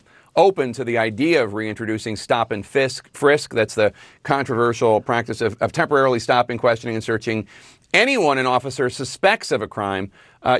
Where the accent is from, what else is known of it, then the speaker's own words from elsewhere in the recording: Philadelphia, Pennsylvania, United States; my hometown city of Philadelphia.